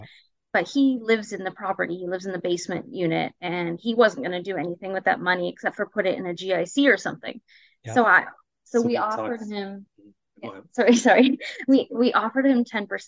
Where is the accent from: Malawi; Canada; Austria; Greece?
Canada; North Bay, Ontario; moved away; I'm from North Bay and I have a lot of family there, so I visit lots